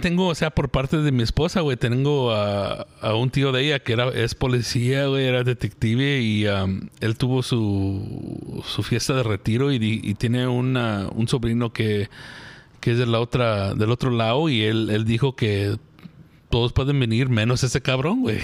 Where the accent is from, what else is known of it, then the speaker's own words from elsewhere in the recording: United States; yo soy americano